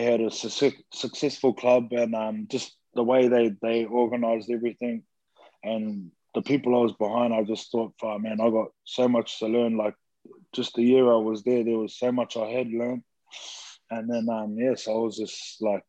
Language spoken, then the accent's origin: English; New Zealand; growing up in New Zealand myself